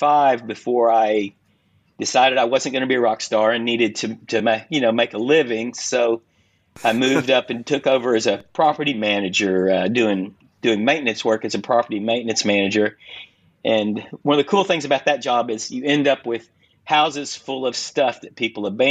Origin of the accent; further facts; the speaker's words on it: Southern United States, United States; I grew up in the Southern United States in a public swimming pool